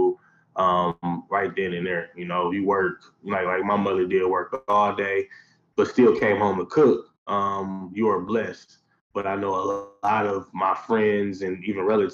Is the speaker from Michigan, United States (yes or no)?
yes; Detroit, Michigan, United States; I'm born and raised in Detroit, East Sider. I've been here my entire life